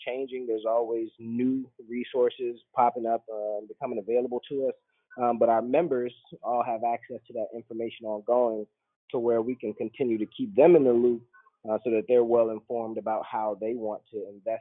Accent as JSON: {"language": "English", "country": "United States", "moved": "as an adult", "said": "I'm an American"}